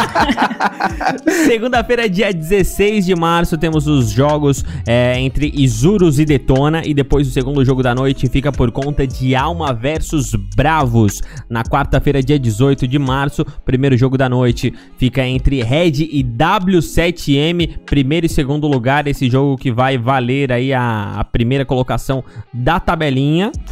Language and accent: Portuguese; Brazil; eu sou brasileiro